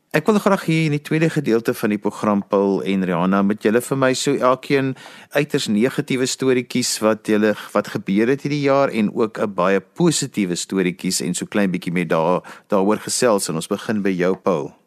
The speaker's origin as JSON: {"language": "Afrikaans", "country": "South Africa", "said": "ons as Suid-Afrikaners"}